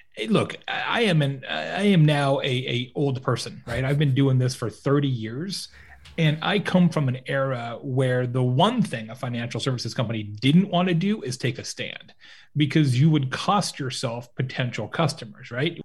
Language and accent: English; Lake Havasu City, Arizona, United States; also born or lived in Tucson, Arizona; I grew up in Lake Havasu City, Arizona, which is on the Arizona-California border, small town in the desert